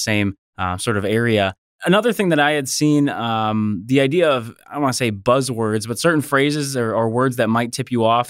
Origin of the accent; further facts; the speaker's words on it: United States; I'm American and I'm a manager